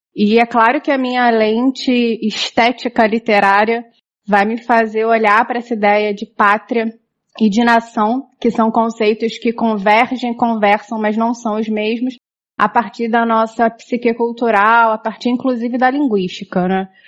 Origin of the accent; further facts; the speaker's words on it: Brazil; eu sou brasileira